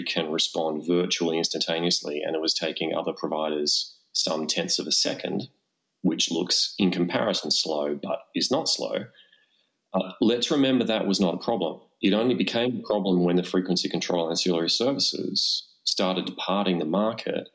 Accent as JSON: {"language": "English", "country": "Australia", "said": "Australians, we're a funny bunch, mate"}